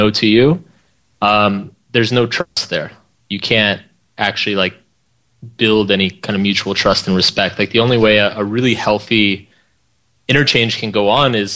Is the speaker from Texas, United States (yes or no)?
yes; Austin, Texas, United States; I grew up in Austin, Texas.